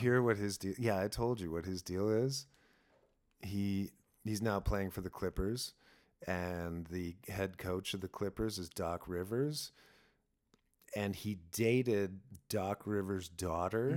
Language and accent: English; Sault Ste. Marie, Ontario, Canada; I grew up in Sault Ste. Marie. We're, uh, right in the border to Michigan